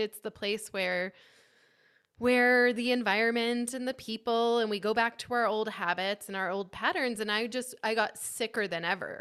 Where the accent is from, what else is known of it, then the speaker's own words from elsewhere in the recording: Kitsap Peninsula, Washington, United States; I grew up on the Kitsap Peninsula in Washington State near Seattle